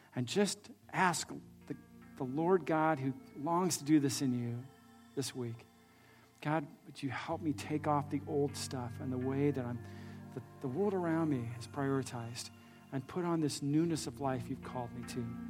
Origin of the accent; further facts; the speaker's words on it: California, United States; I grew up actually here in California